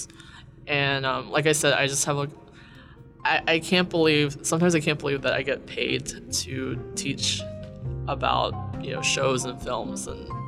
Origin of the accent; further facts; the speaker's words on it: Appalachia, United States; moved away as an adult; now in Bloomington, United States; I grew up in Appalachia